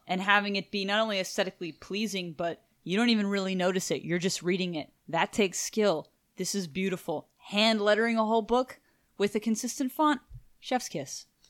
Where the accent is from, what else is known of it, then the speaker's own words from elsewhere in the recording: Houston, Texas, United States; we're from Houston, Texas